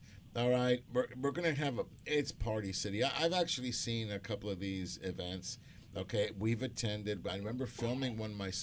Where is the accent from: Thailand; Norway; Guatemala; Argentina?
Argentina; moved away; I'm from Argentina. I've got a lot of family members in Argentina.